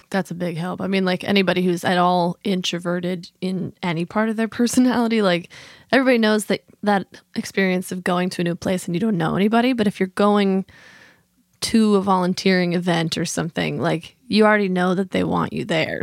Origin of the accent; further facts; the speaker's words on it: Midwest, United States; now in Fredericksburg, United States; in the Midwest where John and I are both from.